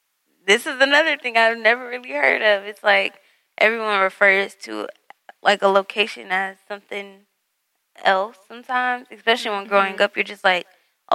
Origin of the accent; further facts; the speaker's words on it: Detroit, Michigan, United States; I remember I was asked, like, what side of Detroit are you from? And I'm like, both.